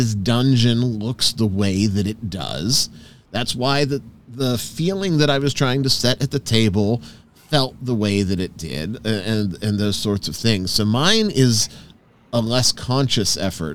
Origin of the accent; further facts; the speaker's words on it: United States; as an American